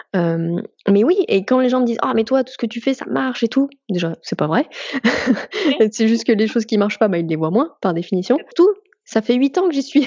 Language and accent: French; France; on est français